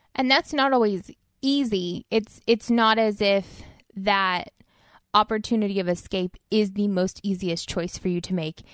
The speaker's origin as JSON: {"language": "English", "area": "Inland Empire", "region": "California", "country": "United States", "tie": "born or raised there", "said": "I grew up in Inland Empire"}